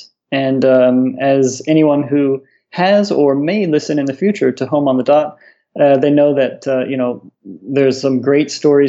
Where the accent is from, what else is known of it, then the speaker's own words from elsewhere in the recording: Iowa, United States; moved away as an adult; also born or lived in Colorado; now in Singapore; I grew up in the States, from Iowa originally. It's right in the dead in the center of the U.S., 1,000 miles from the nearest body of water.